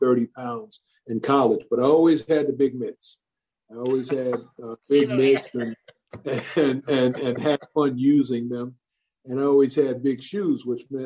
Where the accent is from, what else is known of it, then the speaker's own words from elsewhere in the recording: Long Island, New York, United States; I grew up on Long Island